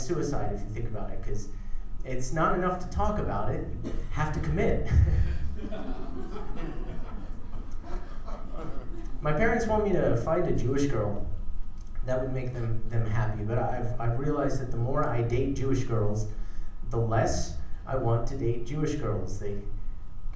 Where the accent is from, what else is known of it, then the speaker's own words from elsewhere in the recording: South Africa; moved away; I was born in South Africa